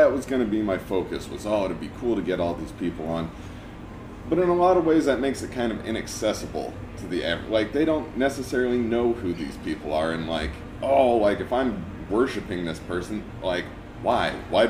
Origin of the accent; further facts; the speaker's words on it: Milwaukie, Oregon, United States; also born or lived in Portland, Oregon; now in Forest Grove, United States; I was born in Portland, grew up in Milwaukee